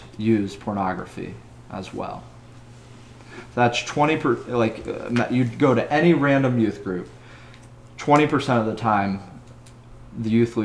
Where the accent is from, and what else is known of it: United States